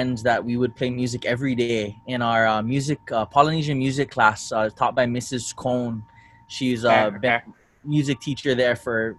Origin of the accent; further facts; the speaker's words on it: Kauai, Hawaii, United States; also born or lived in Oahu, Hawaii; And I was from Kauai too. So I grew up Oahu, and in Kauai, we lived on this plantation called Pakala.